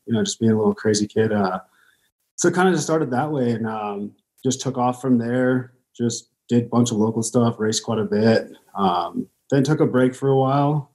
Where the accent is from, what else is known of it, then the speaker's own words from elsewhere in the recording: Temecula, California, United States; now in Boise, United States; I grew up in uh, California, right around Riverside area, Temecula, kind of bounced through my whole life